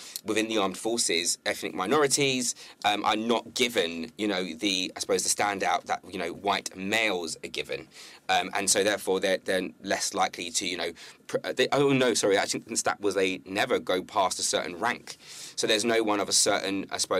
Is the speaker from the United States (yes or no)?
no; Carlisle, North West England, United Kingdom; born there; I was born in Carlisle. I was raised in the Navy, right?